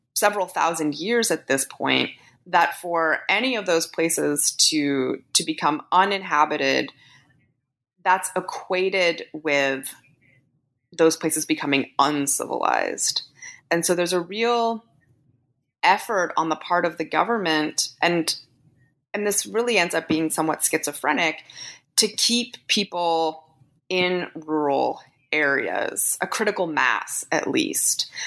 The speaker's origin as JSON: {"language": "English", "country": "Canada", "said": "I'm Canadian"}